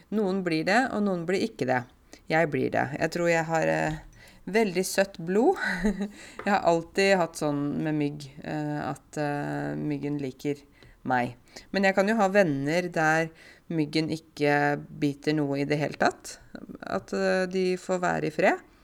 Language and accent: Norwegian; Buskerud, Norway; jeg kommer fra Buskerud, men nå er det plutselig ikke Buskerud finnes ikke lenger. Nå kommer jeg fra Viken.